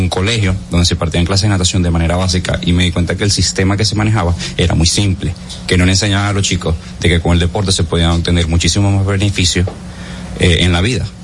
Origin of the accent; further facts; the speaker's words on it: Caracas, Capital District, Venezuela; now in Dominican Republic; yo vengo de Caracas, yo soy de Venezuela